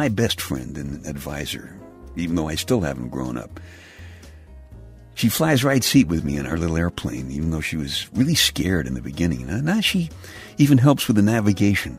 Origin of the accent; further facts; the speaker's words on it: New York City, New York, United States; When I was a kid growing up in Brooklyn